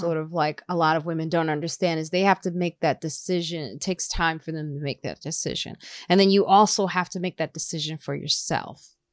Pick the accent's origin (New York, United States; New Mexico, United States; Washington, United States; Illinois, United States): Illinois, United States; Highland Park; also born or lived in Chicago / suburbs of Chicago; I grew up in Highland Park, Illinois